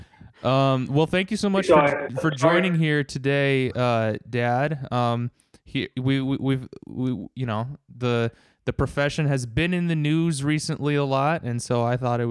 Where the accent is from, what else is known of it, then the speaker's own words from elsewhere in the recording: United States; that kind of stuff is kind of beat into you as an American